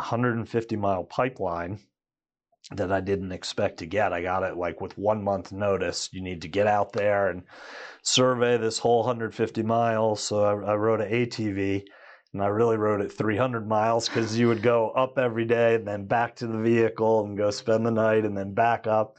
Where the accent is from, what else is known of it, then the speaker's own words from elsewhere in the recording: Washington, District of Columbia, United States; moved away as an adult; now in Colorado, United States; Growing up in Washington, D C area